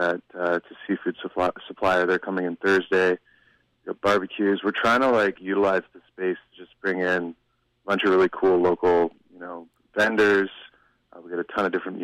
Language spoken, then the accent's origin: English; North Vancouver, British Columbia, Canada; growing up in Vancouver, when I was growing up as a kid, I grew up on the North Shore